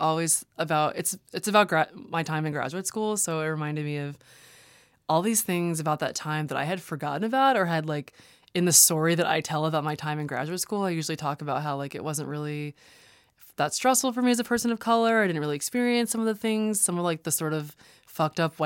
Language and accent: English; the South, United States; now in Los Angeles, United States; I grew up in America, in the suburbs, in the South